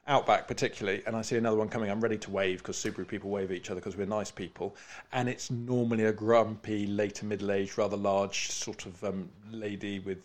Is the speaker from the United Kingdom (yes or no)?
yes; United Kingdom; we're British.